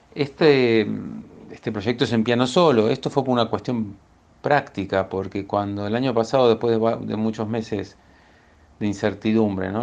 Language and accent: Spanish; Buenos Aires, Argentina; soy de Buenos Aires